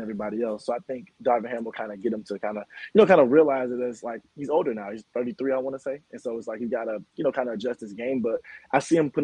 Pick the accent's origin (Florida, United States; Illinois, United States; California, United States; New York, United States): Illinois, United States; Chicago; moved away as an adult; now in Dallas, United States; I'm originally from Chicago